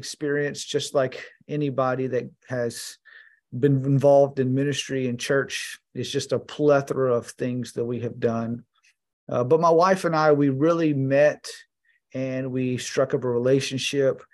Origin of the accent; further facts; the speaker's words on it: Houston, Texas, United States; I am from Texas and I live in Texas